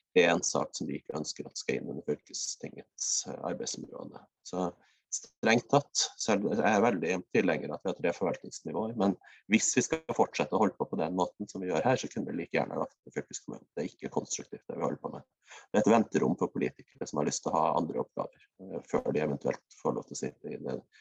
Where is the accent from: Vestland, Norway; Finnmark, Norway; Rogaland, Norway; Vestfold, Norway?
Finnmark, Norway; West; jeg har en veldig sterk Vest-Finnmarks identitet. Regner meg sjøl som finnmarking